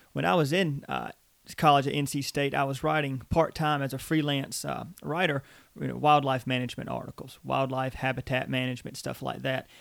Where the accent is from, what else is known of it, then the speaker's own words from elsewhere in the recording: Eastern North Carolina, United States; I was born and raised in Eastern North Carolina